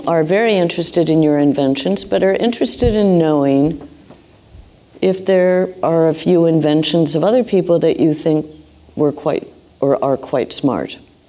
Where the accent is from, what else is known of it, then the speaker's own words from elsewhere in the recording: Ireland; If the Irish can do something, and of course I'm Irish, so, you know, but we're still good friends